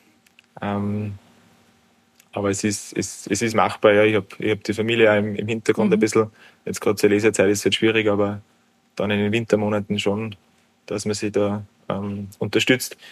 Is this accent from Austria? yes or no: yes; Obermarkersdorf, Lower Austria, Austria; also born or lived in Kitzbühel; Ich bin gebürtiger Obermackersdorfer, also ich bin einen Steinwurf weit entfernt vom heutigen Wirtshaus aufgewachsen